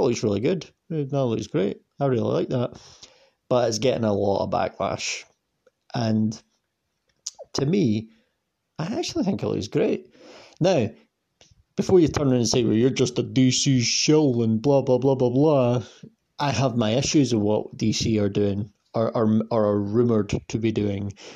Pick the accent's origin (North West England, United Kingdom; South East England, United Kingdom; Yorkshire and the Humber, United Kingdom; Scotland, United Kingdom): Scotland, United Kingdom; I'm I'm Scottish and I'm, i live like an hour on the bus away from Glasgow